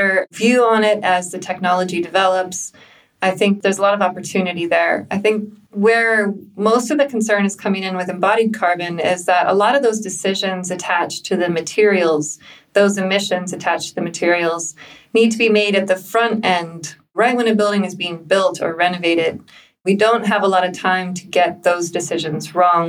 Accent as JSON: {"language": "English", "country": "United States", "also_born_or_lived": "London, United Kingdom", "moved": "as an adult", "lives_now": "Berlin, Germany", "said": "I'm American."}